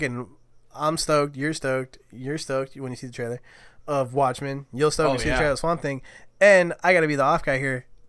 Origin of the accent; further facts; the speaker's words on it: United States; as a kid growing up in America